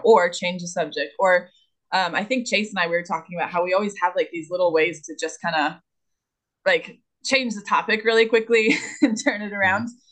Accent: the South, United States; I'm from the South

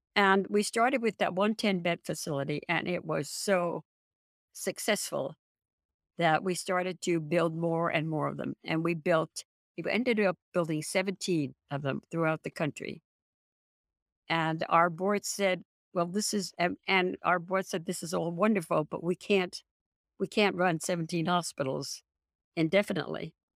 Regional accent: San Francisco, California, United States; I'm from San Francisco. We have earthquakes all the time

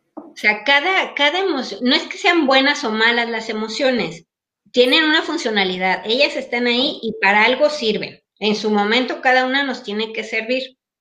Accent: Mexico; now in Paris, France; nuestros códigos de conducta mexicanos, aquí no nos sirven porque no estamos en México

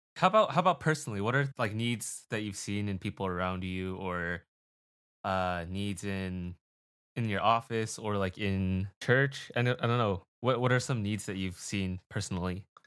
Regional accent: United States; I'm Asian American

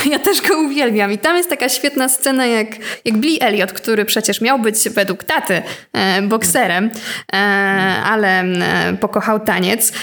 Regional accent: Łódź, Łódź Voivodeship, Poland; ja jestem z Łodzi

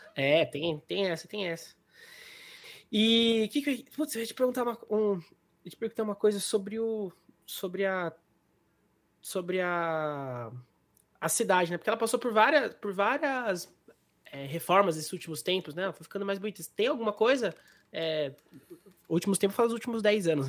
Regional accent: Águas de São Pedro, São Paulo, Brazil; a gente é de, São, a gente é de, de Águas, né? São Pedro

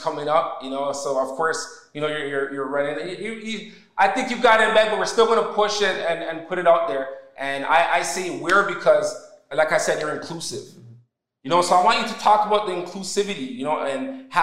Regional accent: Canada; I was born here in Canada

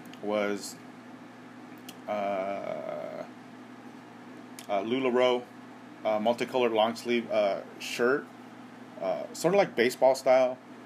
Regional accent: Southern California, United States; Growing up in Southern California

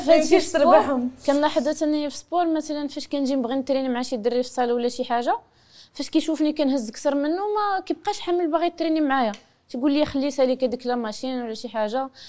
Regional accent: Morocco; فانا كمغربيه مرة مغربيه غنبغي نشارك في بلادي

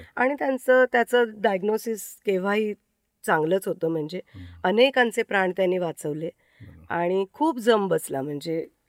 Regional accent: Mumbai, Maharashtra, India; moved away as an adult; now in Shendurni, India; माझं माहेर दादरचं भवानी शंकर रोड वरचं गोखलेवाडीतलं ते वीस दारं असलेलं एक कुटुंब अशी ती चाळ होती

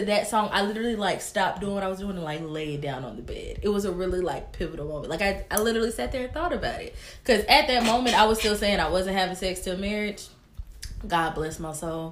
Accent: Tennessee, United States; I'm from Tennessee

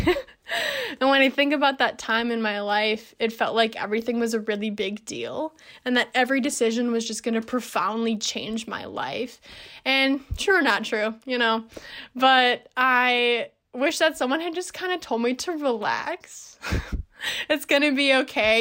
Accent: Minneapolis, Minnesota, United States; moved away as an adult; also born or lived in Madison, Wisconsin; I'm from Minneapolis, Minnesota. That's where I am now

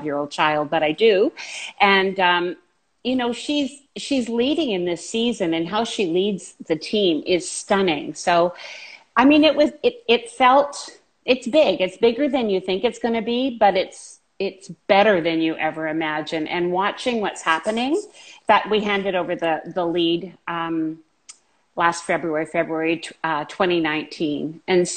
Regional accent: Vancouver, British Columbia, Canada; Born here, lived here all my life.

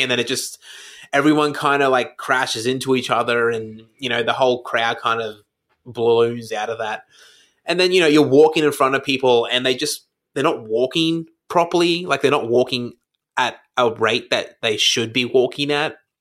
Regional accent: Brisbane, Queensland, Australia; now in Melbourne, Australia; I grew up in Brisbane

